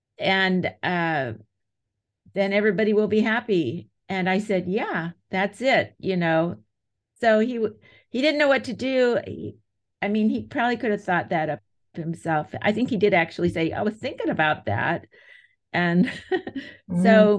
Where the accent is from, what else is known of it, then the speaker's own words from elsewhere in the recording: United States; I'm an American.